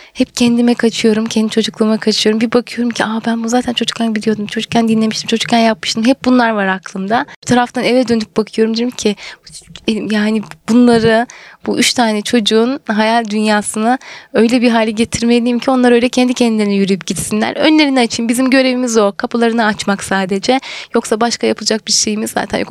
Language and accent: Turkish; Birecik, Şanlıurfa, Turkey; moved away as an adult; also born or lived in Isparta / Ankara